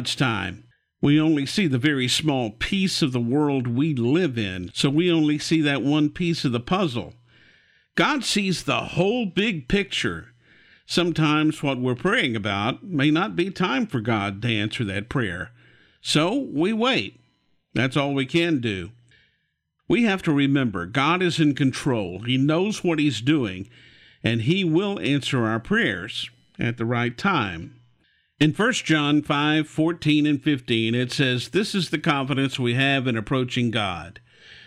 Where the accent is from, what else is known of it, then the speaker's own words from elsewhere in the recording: Houston, Texas, United States; growing up in Houston, we had window units in our house when I was a little kid